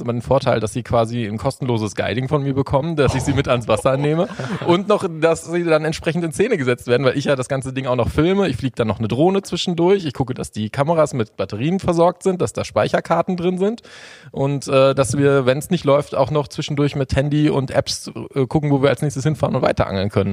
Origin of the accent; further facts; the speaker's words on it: Sauerland, near Warstein, North Rhine-Westphalia, Germany; ich bin 33 Jahre, komme aus dem Sauerland, äh, aus der Nähe von Warstein.